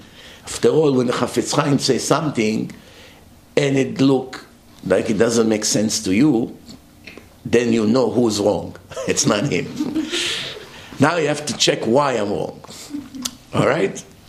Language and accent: English; Florida, United States; I'm only 5'5". I'm dark. He was blonde. We're not the same. He was from New York. I'm from Florida.